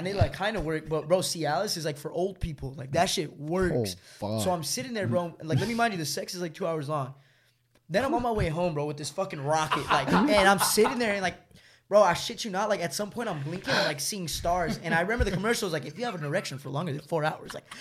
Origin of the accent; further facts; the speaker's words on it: Los Angeles, California, United States; I'm from